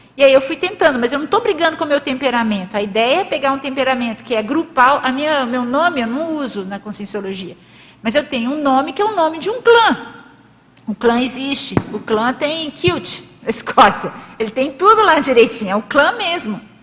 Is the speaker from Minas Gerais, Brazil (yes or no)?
yes; Minas Gerais, Brazil; moved away as an adult; also born or lived in Rio de Janeiro; Eu nasci em Minas Gerais